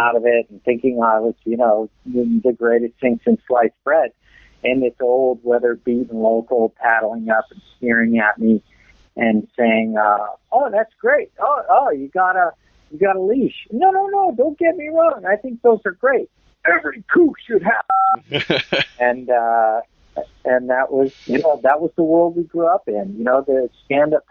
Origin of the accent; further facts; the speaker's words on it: Southern California, United States; moved away as an adult; also born or lived in Malibu / Australia / Cambodia; I grew up in Southern California, and I was a lifeguard there. I moved to Australia in 1984